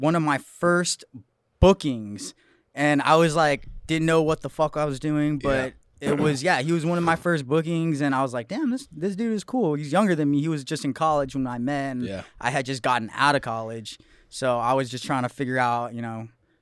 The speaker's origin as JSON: {"language": "English", "town": "Santa Clarita", "region": "California", "country": "United States", "said": "I'm from Santa Clarita, Magic Mountain, for all of you guys that know Southern California. Northern suburbs of Los Angeles"}